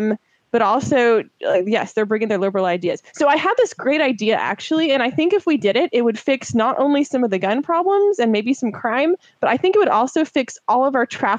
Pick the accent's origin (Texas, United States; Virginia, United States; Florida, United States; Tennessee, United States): Texas, United States; Austin; I was born and raised in Austin, and I'm actually one of the few who I think lives in Austin who was actually born and raised there.